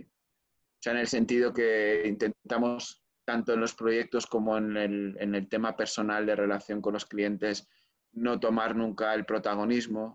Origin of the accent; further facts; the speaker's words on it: Spain; moved away; also born or lived in Barcelona; en España somos un poco más directos